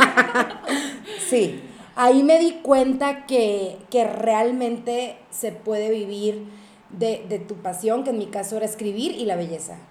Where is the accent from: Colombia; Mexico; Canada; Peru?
Mexico; northern Mexico; yo soy grandotona, alta, norteña, escandalosa